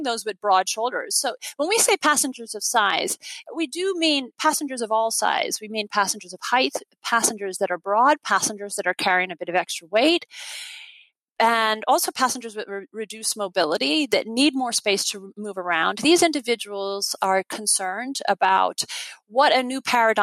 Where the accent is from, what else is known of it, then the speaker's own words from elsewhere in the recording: Ireland; now in United States; my home country